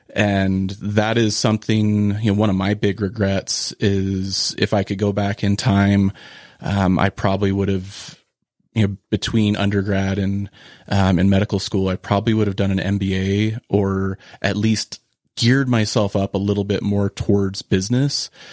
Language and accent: English; Cañon City, Colorado, United States; I started volunteering, um, I think at eleven at a mixed animal practice in Colorado where I was, where I grew up in Canyon City